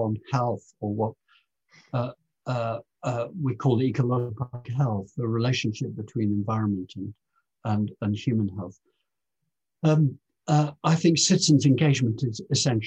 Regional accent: Lincolnshire, East Midlands, United Kingdom; I was born in Lincolnshire

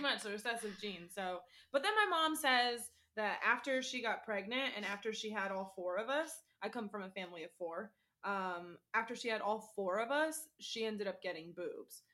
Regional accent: Florida, United States; I'm born and raised in Florida

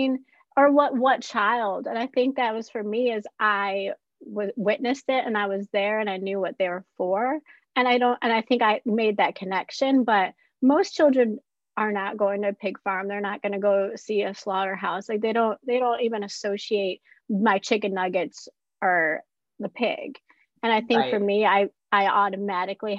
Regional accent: Midwest, United States; we grew up in the Midwest

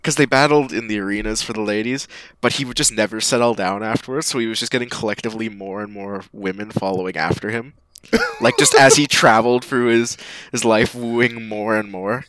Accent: Canada; I'm a Canadian.

